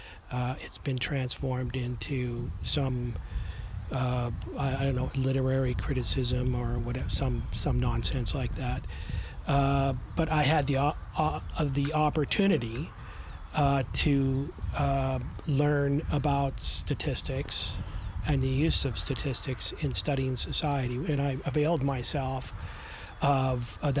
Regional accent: Topeka, Kansas, United States; born or raised there; also born or lived in Ontario, Canada; now in Canada

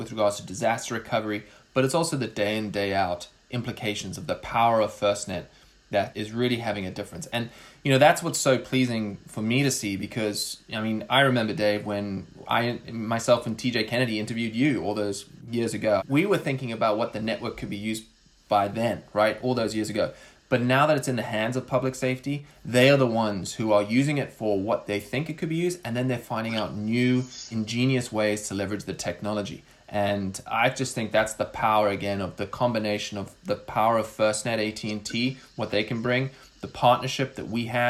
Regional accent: South Africa; also born or lived in Philadelphia; now in United States; even though the accent might fool you, growing up in South Africa, which I did for most of my life

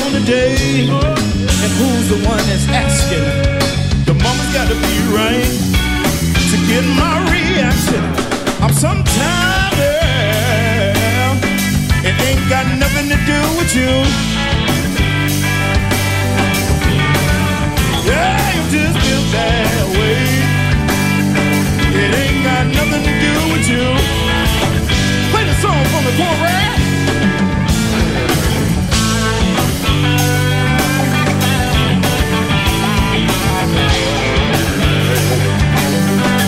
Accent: Milwaukee, Wisconsin, United States; also born or lived in Rockford, Illinois; although I was born in Rockford, Illinois, but I've attended all of my schools here in Milwaukee

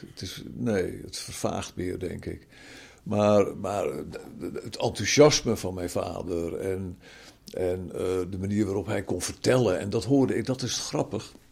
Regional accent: Zaandam, North Holland, Netherlands; born there; Eh, ik ben geboren in Zaandam. Daar waren zij heen verhuisd vanuit Amsterdam. Mijn hele familie komt uit Amsterdam, van vader en moederskant.

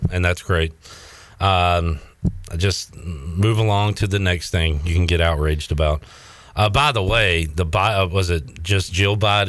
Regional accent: Winterville, United States; I grew up in Winterville

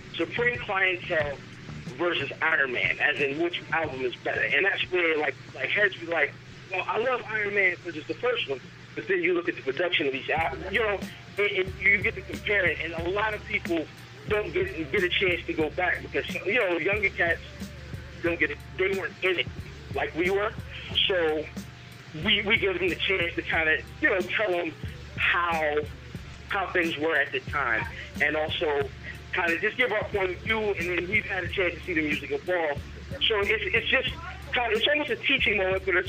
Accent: Severn, Maryland, United States; I'm from Severn, Maryland, which is almost smack dab in the middle of D.C. and Baltimore

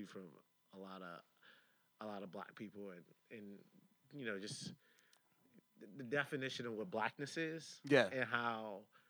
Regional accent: Detroit, Michigan, United States; moved away; We all grew up in Detroit.

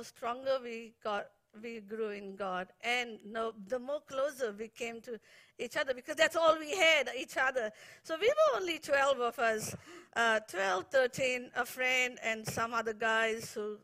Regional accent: India; moved away as an adult; now in New Zealand; I got water baptized in the beautiful Arabian Sea in my hometown

